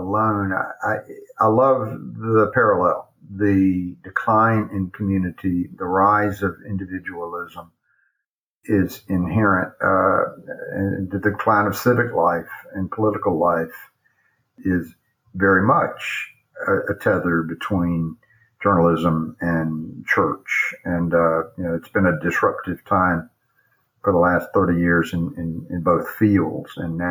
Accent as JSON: {"language": "English", "town": "Atlanta", "region": "Georgia", "country": "United States", "tie": "born or raised there", "moved": "yes", "lives_now": "Charlotte, United States", "said": "when I grew up in Atlanta"}